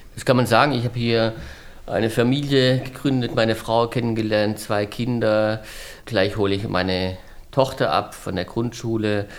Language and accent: German; Southern Germany, Germany; moved away; also born or lived in Heidelberg; ich komme ja aus Süddeutschland